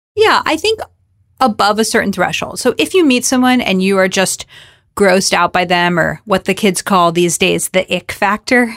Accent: South Florida, United States; I'm Jewish, I'm from South Florida

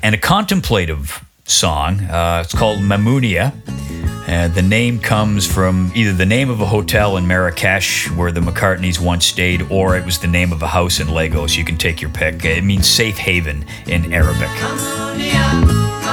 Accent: Oshawa, Ontario, Canada; growing up in Oshawa in 1970

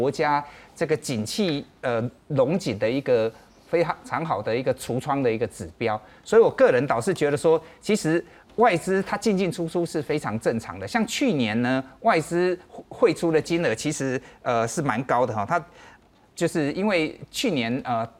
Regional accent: Taiwan; 对我们台湾人也去投资很多欧美的市场啊

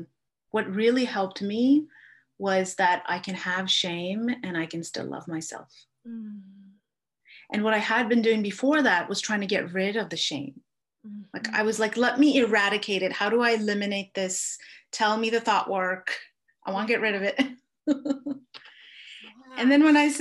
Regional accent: India; I grew up in India

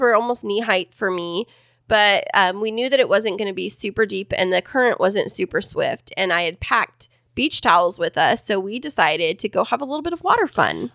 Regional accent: Kingsburg, California, United States; now in San Diego, United States; Stacked in Kingsburg, my hometown

